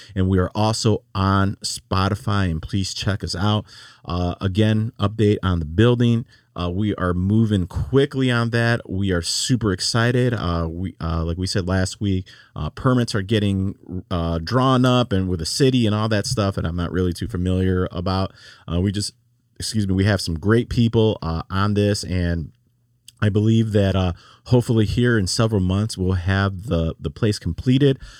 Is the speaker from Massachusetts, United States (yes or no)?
no; Chicago, Illinois, United States; now in Laredo, United States; I'm from Chicago.